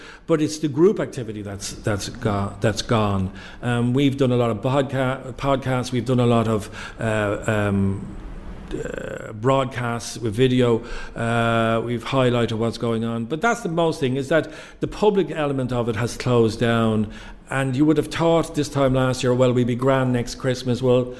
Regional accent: Fingal, North Dublin, Leinster, Ireland; I am North Dublin person. I'm from Old Fingal, so I am an original Fingalian. And so I grew up in this county.

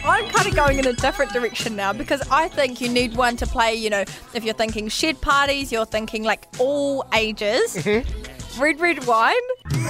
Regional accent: South Island, New Zealand; from the South, and like that used to play all the time.

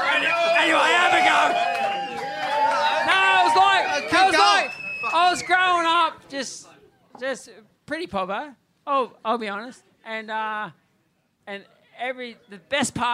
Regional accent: New South Wales, Australia; turned up in my hometown, which is only an hour south here

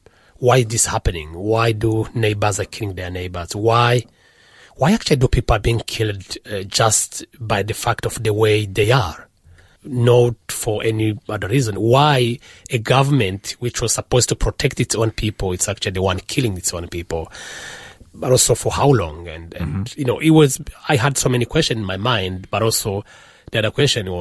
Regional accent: DR Congo; moved away as an adult; also born or lived in Rwanda; I lived in Congo from when I was born until 1995, when I went to Rwanda for the very first time

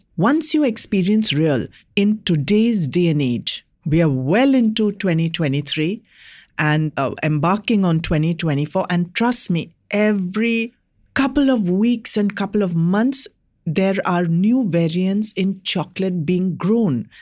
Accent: India; as an Indian in my country

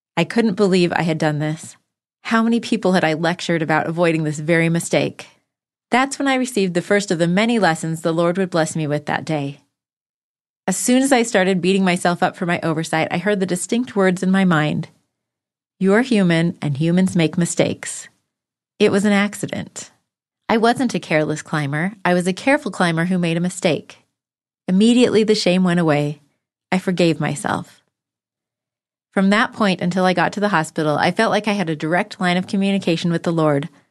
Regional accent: Bishop, California, United States; moved away; also born or lived in Provo, Utah; my hometown, Bishop, California

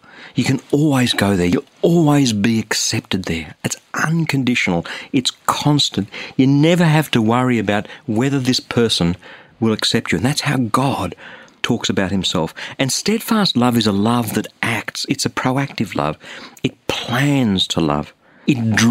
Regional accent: Sydney, New South Wales, Australia; I'm from Sydney, Australia.

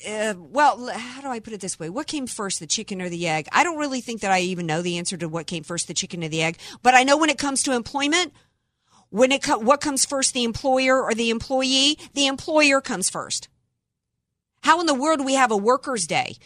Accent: the South, United States; growing up in the South

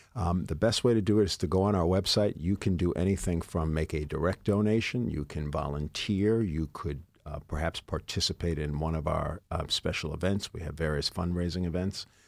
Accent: New York City, New York, United States; also born or lived in Mount Vernon, New York; I grew up in the Bronx and in Mount Vernon

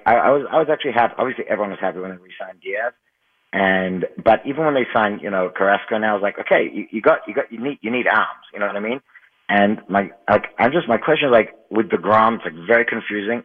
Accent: Australia; now in Muncie, United States; I grew up in Australia, like I told you, and I've been living here for a while now

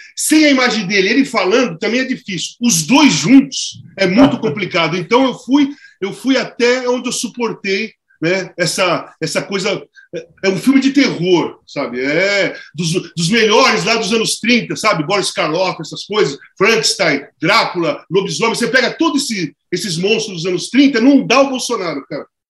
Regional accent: Brazil; also born or lived in Turin, Italy; da favela, da zona leste, onde eu nasci

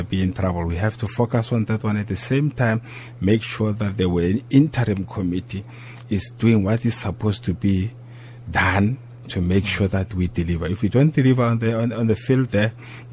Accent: South Africa; as a South African

